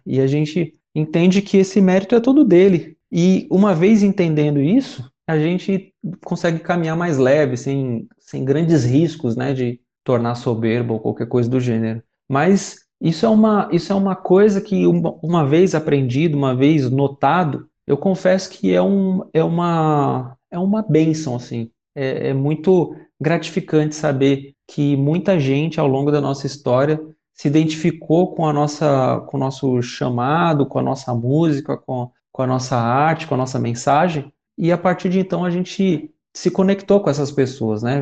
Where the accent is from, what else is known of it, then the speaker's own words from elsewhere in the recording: São Paulo, Brazil; Sou um, cara oriundo da Vila Brasilândia em São Paulo, zona norte de São Paulo, da periferia, nascido e crescido naquela região